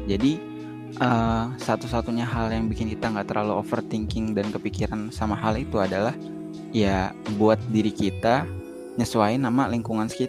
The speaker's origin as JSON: {"language": "Indonesian", "region": "Lampung", "country": "Indonesia", "said": "benar emang orang Lampung lah bagi nggak apa apa sih gue orang Lampung nih."}